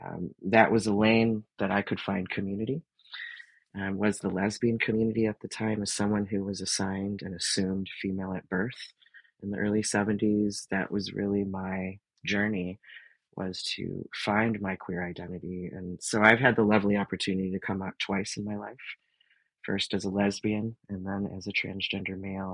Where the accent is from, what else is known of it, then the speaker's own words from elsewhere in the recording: Detroit, Michigan, United States; And, you know, growing up in the Motor City and having all these big car companies and unions, you know, that was kind of my milieu.